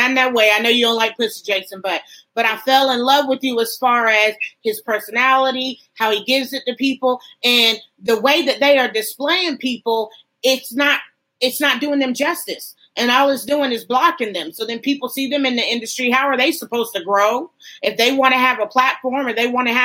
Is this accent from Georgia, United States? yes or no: yes; Athens, Georgia, United States; I'm from Athens.